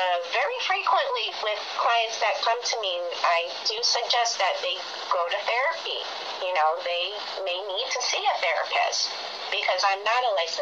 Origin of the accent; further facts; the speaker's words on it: Hawaii, United States; I'm originally from Hawaii, and I grew up in the Roman Catholic Church